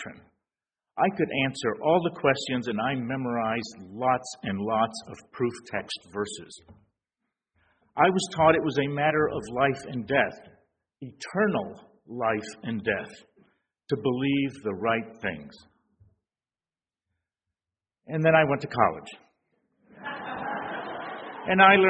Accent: San Antonio, Texas, United States; moved away as an adult; I grew up in San Antonio, though I left at the age of 18

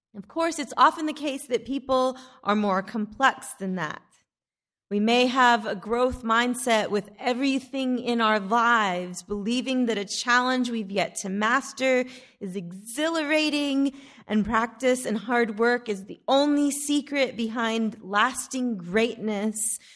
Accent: Odessa, Texas, United States; also born or lived in Alpine, Texas; When we moved to Odessa from Alpine, Texas, just in time for me to start fourth grade

